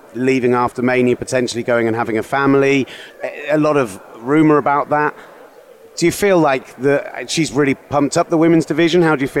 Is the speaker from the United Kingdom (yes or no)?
yes; United Kingdom; we are British